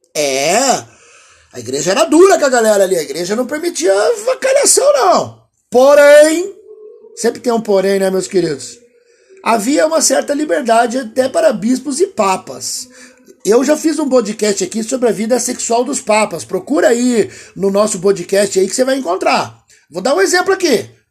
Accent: Piracicaba, São Paulo, Brazil; Eu sou do interior lá de Piracicaba

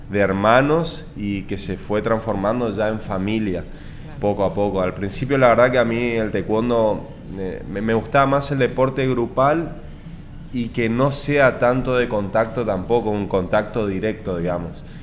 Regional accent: Argentina; lo que quiere lograr como atleta, como representante argentino.

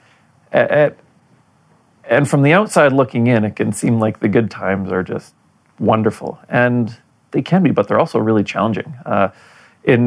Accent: Winnipeg, Manitoba, Canada; also born or lived in Poland; now in Calgary, Canada; my hometown of Winnipeg

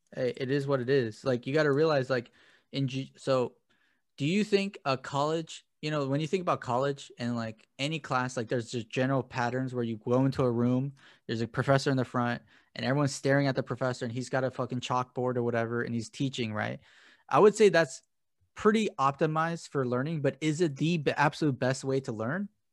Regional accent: United States; I'm an American

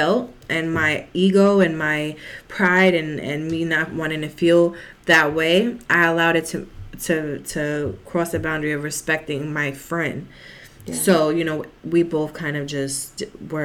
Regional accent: New York City, New York, United States; I'm from the Bronx

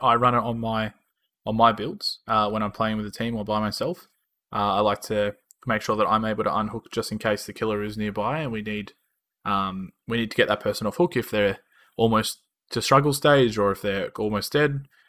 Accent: Australia; accent: Australian; we are from Australia. If you couldn't tell by our uh, our lovely Australian accents

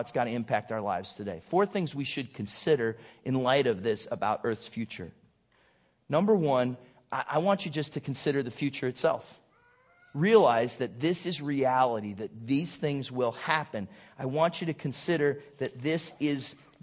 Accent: Southington, Ohio, United States; moved away; I'm from Southington, Ohio

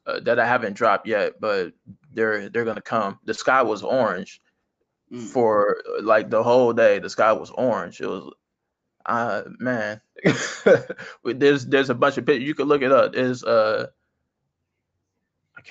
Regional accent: California, United States; I like where I live. I like my hometown.

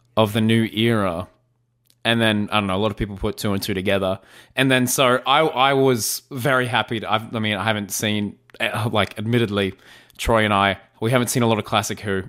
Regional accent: Australia; I'm Australian. It's part of my dialect.

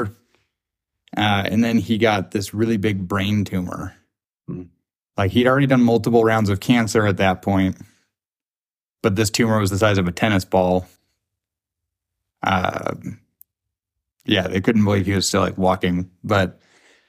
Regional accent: Spokane, Washington, United States; I grew up here in Spokane. Went to elementary school, middle school, and high school, all in the same district on the South Hill

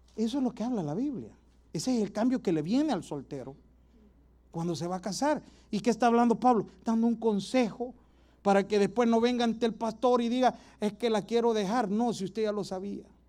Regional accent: El Salvador; moved away; Un lujito allá en mi país es ir a comer pupusas todas las noches

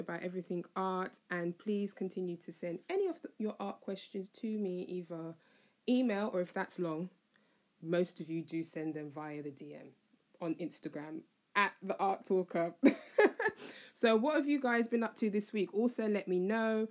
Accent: United Kingdom; I'm British

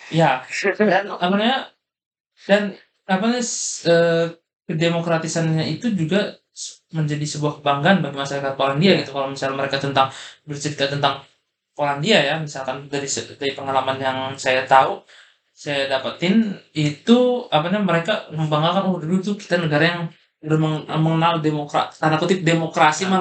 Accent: Indonesia

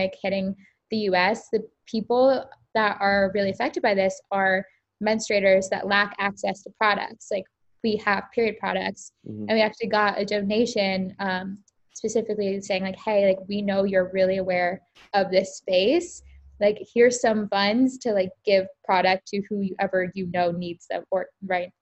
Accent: Tampa, Florida, United States; I grew up in Tampa, Florida

